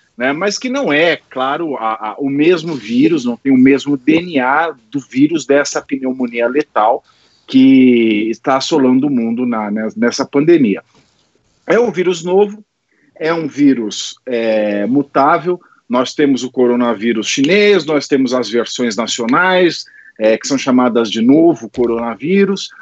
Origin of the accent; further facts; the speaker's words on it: Itapira, São Paulo, Brazil; a minha cidade natal é uma cidade que tem um hotel só no centro da cidade